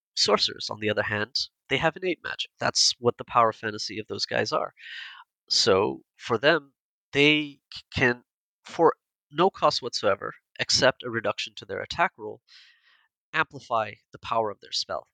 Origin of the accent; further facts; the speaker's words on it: India; we're all Indian